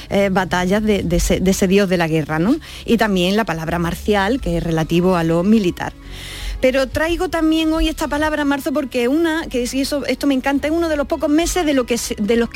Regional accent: Andalusia, Spain; accent: Andalusian; Así, es, con mi acento propio.

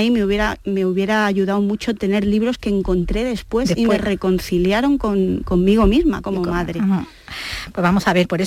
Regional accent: Seville, Andalusia, Spain; accent: andaluz; Cuando salgo de Andalucía, nadie, nadie, nadie jamás en la vida me dice, ah, pero eres sevillana.

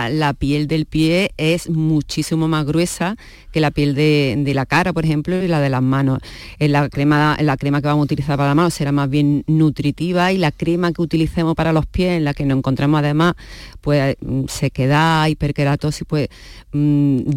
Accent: Córdoba, Andalusia, Spain; Yo soy cordobesa. Bueno, soy cordobesa

